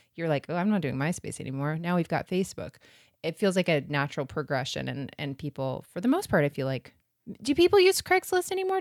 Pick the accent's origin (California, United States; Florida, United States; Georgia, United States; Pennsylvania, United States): Florida, United States; we're from Florida